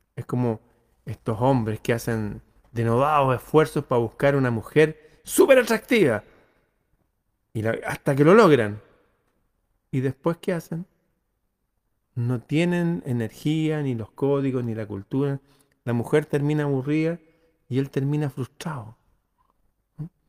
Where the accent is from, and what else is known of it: Chile